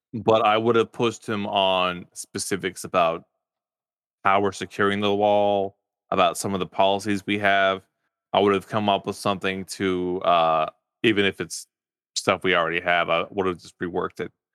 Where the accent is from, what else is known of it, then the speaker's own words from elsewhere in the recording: Farmersville, Texas, United States; I grew up in Farmersville, Texas.